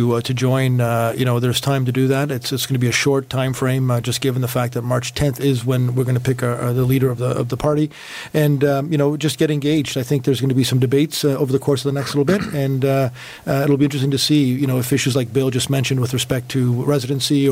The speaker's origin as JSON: {"language": "English", "town": "Toronto", "region": "Ontario", "country": "Canada", "tie": "born or raised there", "said": "I'm a West End boy, born and raised in Etobicoke"}